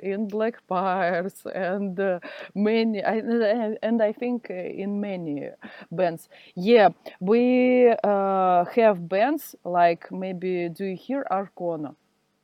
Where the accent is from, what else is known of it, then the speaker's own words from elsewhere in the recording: Siberia, Russia; English is a second language; moved away as an adult; now in Saint Petersburg, Russia; now I am live in Saint Petersburg. Do you hear about this city? It's a city near Moscow. But I am from Siberia